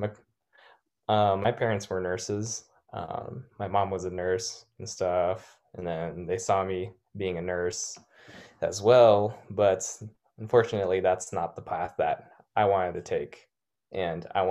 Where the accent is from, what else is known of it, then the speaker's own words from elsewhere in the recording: National City, California, United States; I remember growing up in National City in South San Diego